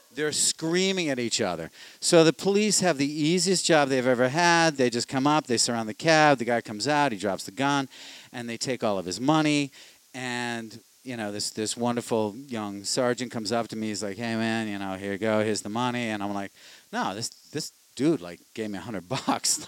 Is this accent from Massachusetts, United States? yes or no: yes; Boston, Massachusetts, United States; I'm from Savin Hill